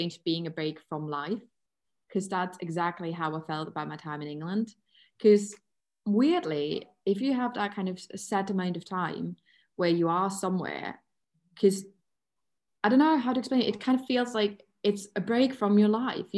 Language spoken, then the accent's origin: English; Germany; English is a second language; I am German